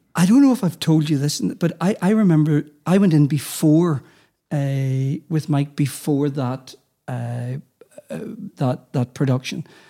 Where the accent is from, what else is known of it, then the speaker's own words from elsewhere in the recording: Armagh, Northern Ireland, United Kingdom; as a young person growing up in Armagh